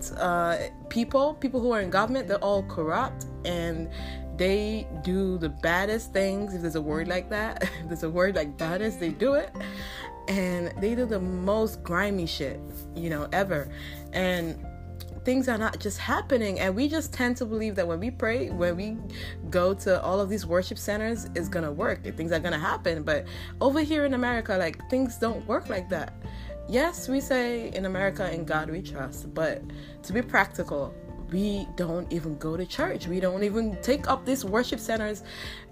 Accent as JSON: {"language": "English", "country": "Nigeria", "said": "I'm Nigerian"}